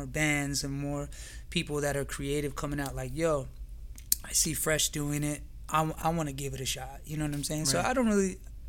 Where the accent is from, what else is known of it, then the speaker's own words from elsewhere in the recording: California, United States; I'm originally from California.